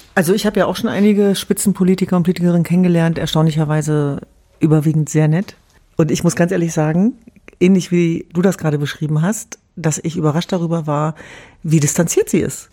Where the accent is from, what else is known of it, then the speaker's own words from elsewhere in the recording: Germany; als Jesidin oder Kurdin antworten, sondern als Deutsche und Europäerin